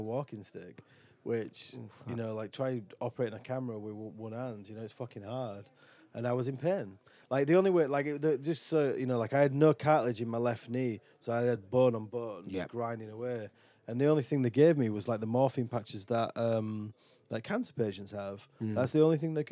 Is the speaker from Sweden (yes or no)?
no; Dewsbury, Yorkshire and the Humber, United Kingdom; now in Falmouth, United Kingdom; I'm from Dewsbury, West Yorkshire, where everybody is a fucking welder or on the dole.